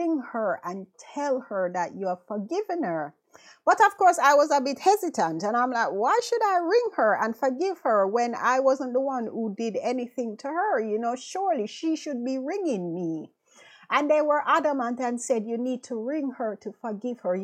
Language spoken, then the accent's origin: English; Jamaica; moved away as an adult; now in London, United Kingdom; We went to high school together, you know, back home in Jamaica, because I'm from Jamaica.